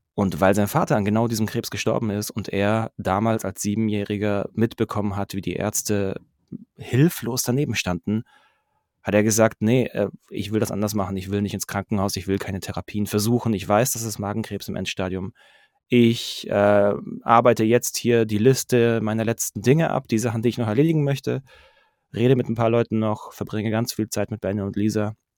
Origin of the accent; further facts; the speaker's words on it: Pforzheim, Baden-Württemberg, Germany; moved away as an adult; now in Stuttgart, Germany; 35, ähm, gebürtiger Pforzheimer, jetzt mittlerweile seit zehn Jahren in Stuttgart